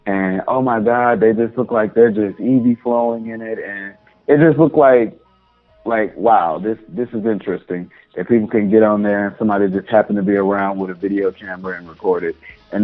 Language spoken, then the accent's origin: English; Arkansas, United States; moved away; also born or lived in Atlanta; I was raised in Arkansas, born and raised in Arkansas